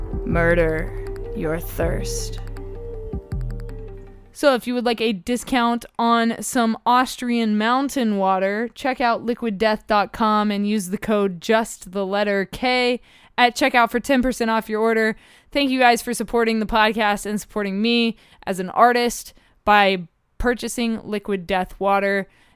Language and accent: English; Abu Dhabi, United Arab Emirates; also born or lived in Dubai; I grew up partially in the Middle East in Abu Dhabi and Dubai.